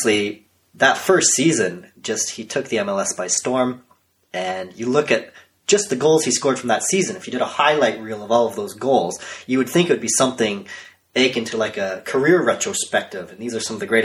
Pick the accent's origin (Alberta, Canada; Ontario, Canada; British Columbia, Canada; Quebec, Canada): Ontario, Canada; Toronto; I am Canadian, born and raised in and around Toronto